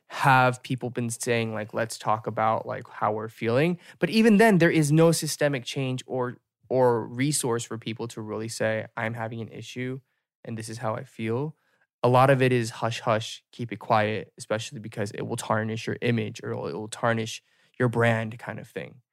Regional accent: United States; as an American

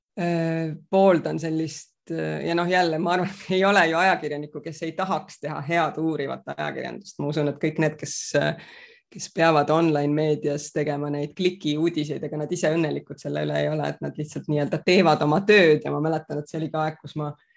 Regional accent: Rapla, Rapla County, Estonia; also born or lived in Hagudi, Estonia / Palo Alto, United States / Singapore / London, United Kingdom; meil oli, oli selles mõttes väga tore seal Raplas kasvada. ja tegelikult ma kolisin ära Raplast juba üheteistaastaselt

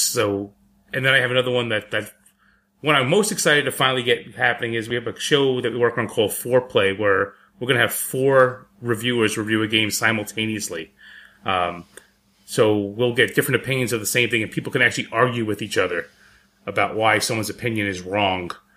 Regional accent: New York City, New York, United States; moved away; I'm from the Bronx.

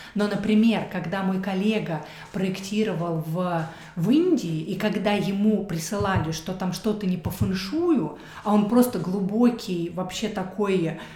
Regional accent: Kaluga, Kaluga Oblast, Russia; moved away as an adult; also born or lived in Moscow, Russia / Stockholm, Sweden / Thailand; now in Germany; я родилась в Калуге, город Калуга

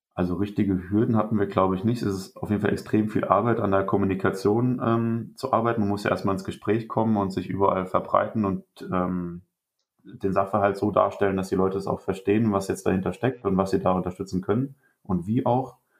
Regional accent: Rhineland-Palatinate, Germany; moved away as an adult; also born or lived in Witzenhausen; Ich komme gebürtig aus Rheinland-Pfalz

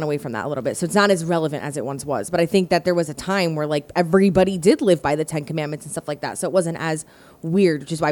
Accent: United States; as Americans

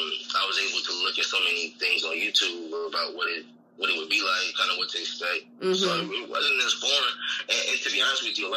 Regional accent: United States; moved away as an adult; now in Bangkok, Thailand

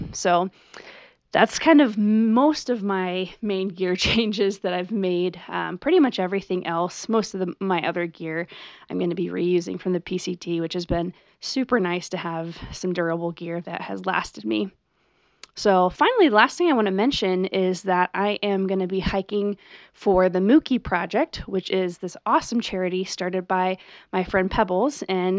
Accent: Washington, United States; born there; I also feel very connected to the Pacific Northwest because I was born in Washington State

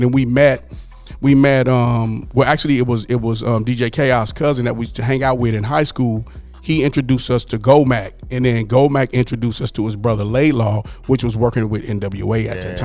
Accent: Pomona, California, United States; born or raised there; also born or lived in Dallas / Los Angeles

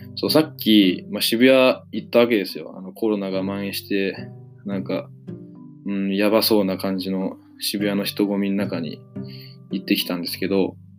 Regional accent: Matsue, Shimane, Japan; moved away; 僕の、まあ、故郷の松江

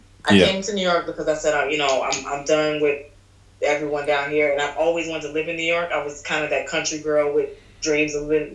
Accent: Trinidad & Tobago; I grew up strict religious Caribbean background because I'm Trinidadian and Puerto Rican.

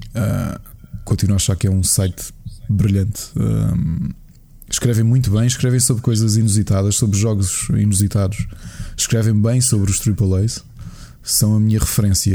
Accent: Portugal; sou português

